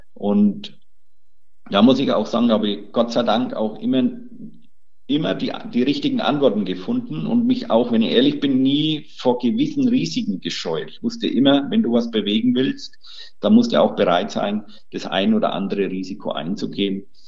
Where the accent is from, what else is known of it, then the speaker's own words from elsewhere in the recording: Bavaria, Germany; Bei uns in Bayern